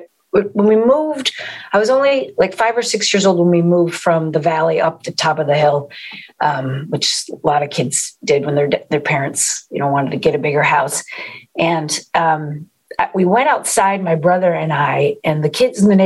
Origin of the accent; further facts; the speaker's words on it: East Coast, United States; moved away; I'm from the East Coast originally